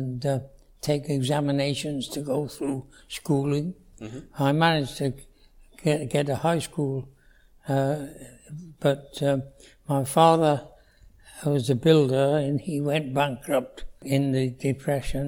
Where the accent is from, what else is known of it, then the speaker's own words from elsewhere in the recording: Wales, United Kingdom; moved away as an adult; now in Canada; I was born in Wales, yes. And in 1919. So it's quite a privilege to be around at the moment. Yes, I was born into a normal Welsh family